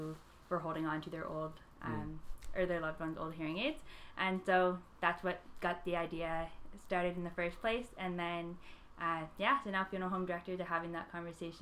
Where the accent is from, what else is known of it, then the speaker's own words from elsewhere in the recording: Halifax, Nova Scotia, Canada; I'm from Halifax, and I'm in my fourth year of business at St. FX